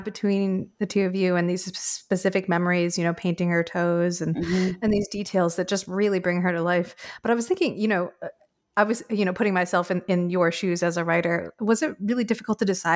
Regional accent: New England, United States; moved away as an adult; now in United Kingdom; I grew up in New England

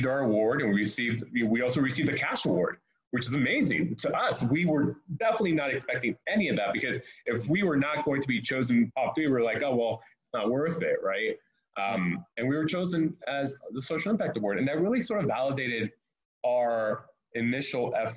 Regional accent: Miami, Florida, United States; I'm originally from Miami

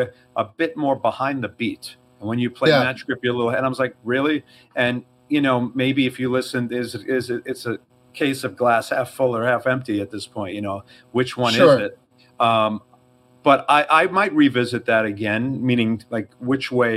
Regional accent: New York, United States; accent: New York; I have a bit of a New York accent

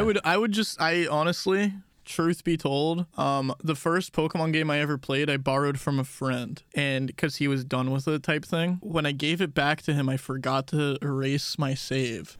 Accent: Texas, United States; We call Texas Real America where we're from.

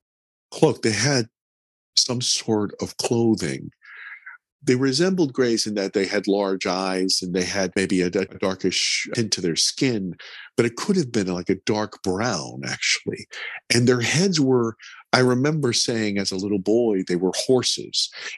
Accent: Pittsburgh, Pennsylvania, United States; I grew up in America and I speak English

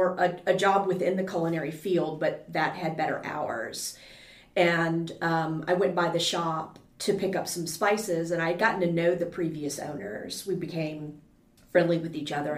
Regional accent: LaPlace, Louisiana, United States; moved away as an adult; now in Baton Rouge, United States; I'm from La Place

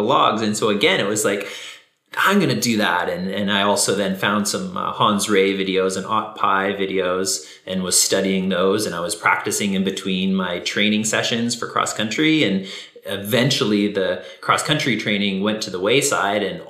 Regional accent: near Vancouver, British Columbia, Canada; I grew up in BC, close to Vancouver, in the suburb

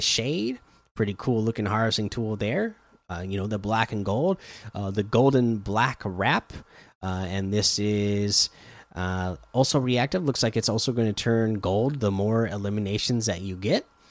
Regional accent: Oregon coast, United States; I grew up in Oregon on the coast

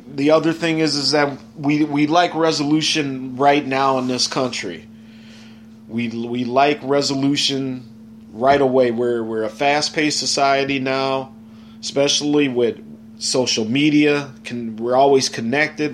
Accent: Chicago, Illinois, United States; the Southsiders from my hometown

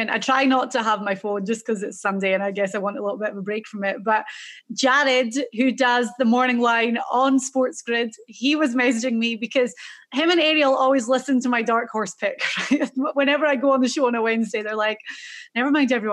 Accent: Scotland, United Kingdom; I'm Scottish. So I was very happy for our small little country.

